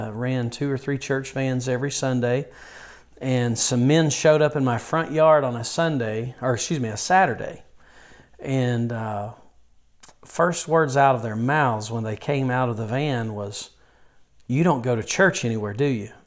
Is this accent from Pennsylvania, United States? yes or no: no; Yadkinville, North Carolina, United States; I was born and raised near Yadkinville, North Carolina, and uh, pretty much have been raised in the rural part of North Carolina all of my childhood and teenage years